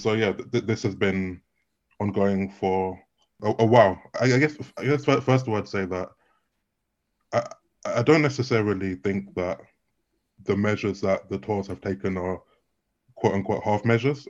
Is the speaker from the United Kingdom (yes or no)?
yes; United Kingdom; I'm also British